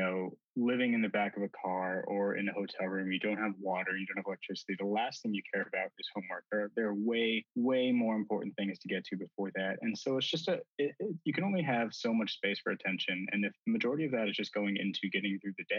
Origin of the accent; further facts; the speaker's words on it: Albuquerque, New Mexico, United States; I was born and raised in Albuquerque, New Mexico